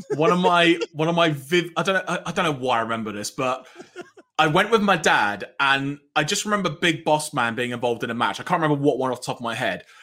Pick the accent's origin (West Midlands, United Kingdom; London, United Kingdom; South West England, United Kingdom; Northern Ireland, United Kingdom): London, United Kingdom; I grew up in North London